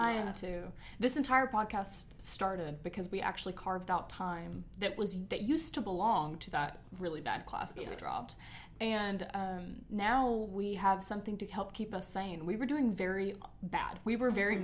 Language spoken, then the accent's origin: English; Georgia, United States; we are from Georgia